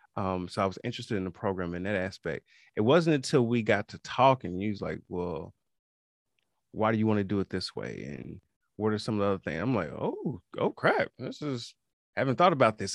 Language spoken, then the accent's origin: English; Kansas City, Missouri, United States; I am from Kansas City, Missouri, homegrown